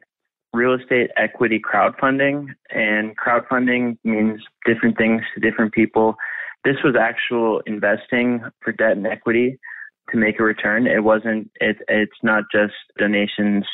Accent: Pittsburgh, Pennsylvania, United States; I grew up in Pittsburgh

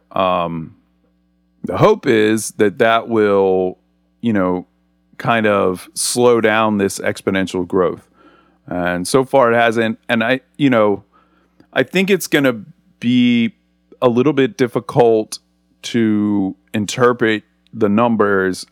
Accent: Philadelphia, Pennsylvania, United States; now in Atlanta, United States; I grew up in the Northeast, in the Philadelphia area

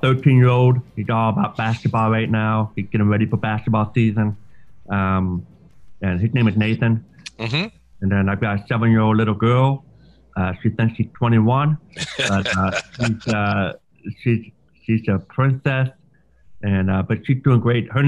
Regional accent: Troy, Michigan, United States; also born or lived in Royal Oak, Michigan / Pensacola, Florida; actually grew up for the most part of my life in Troy. Northern Troy.

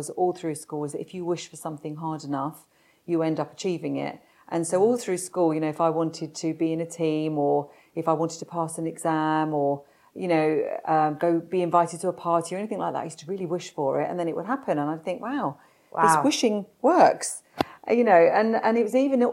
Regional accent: London, United Kingdom; I was born in South London and to a normal family. Dad was worked on roofs as a roofer

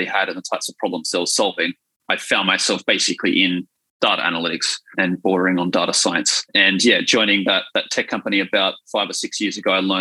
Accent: Wollongong, New South Wales, Australia; I grew up in Wollongong, I'm a Gong boy

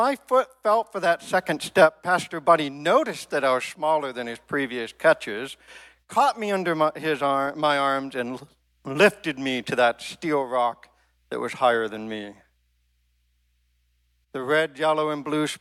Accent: Maine, United States; I grew up in Maine

